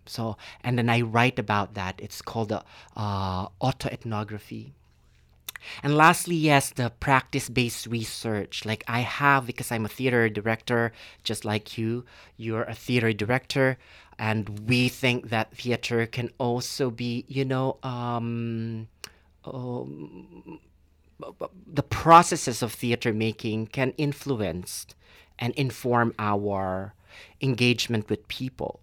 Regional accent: Philippines; moved away as an adult; now in Canada; I was born and raised in the Philippines

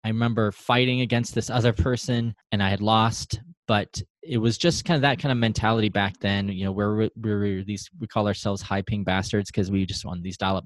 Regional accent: Reno, Nevada, United States; I'm from Reno, Nevada. I've been born and raised

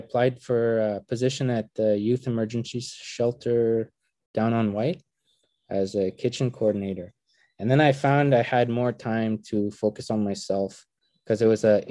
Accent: Attawapiskat First Nation, Northern Ontario, Canada; I'm from the Attawapiskat First Nations, which is located in Northern Ontario, just along the west coast of James Bay.

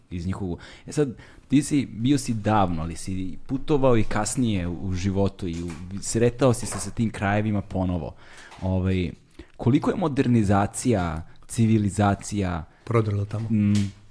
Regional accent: Serbia; Ja kažem, Srbije, Srbije.

